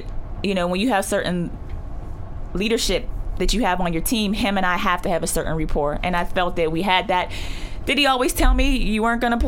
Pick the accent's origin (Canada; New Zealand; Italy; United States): United States; McKeesport, Pennsylvania; I grew up in Harrison Village Projects